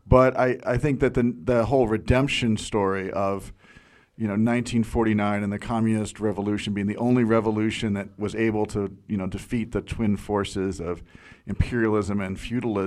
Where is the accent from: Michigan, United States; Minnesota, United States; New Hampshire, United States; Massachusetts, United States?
New Hampshire, United States; growing up in New Hampshire